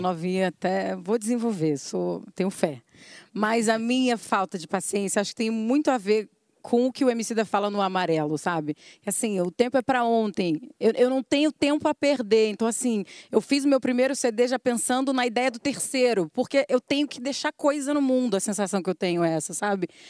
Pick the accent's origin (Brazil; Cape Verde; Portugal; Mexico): Brazil; Rio de Janeiro; Eu sou da Rocinha